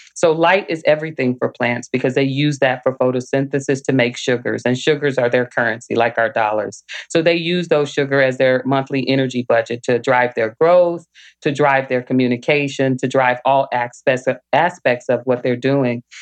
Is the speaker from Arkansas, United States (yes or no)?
yes; Little Rock, Arkansas, United States; now in Michigan, United States; I grew up in Little Rock, Arkansas, and every summer I begged my parents for us to move somewhere else.